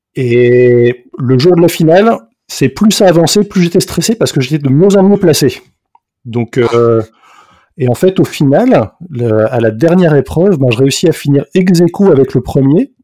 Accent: France; now in Belgium; je suis français, donc là, actuellement je vis en, Belgique

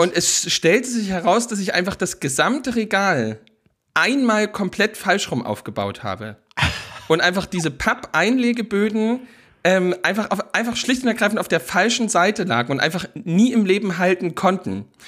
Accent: East Germany, Germany; als Ostdeutscher wächst man ja schließlich und ergreifend damit auf

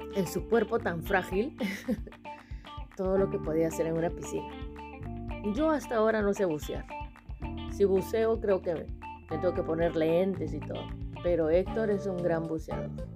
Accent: Callao, Peru; yo soy del Callao, yo aprendí a nadar en Chucuito.

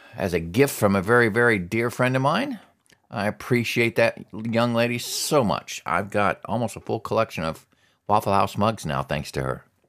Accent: Alaska, United States; I grew up in Alaska

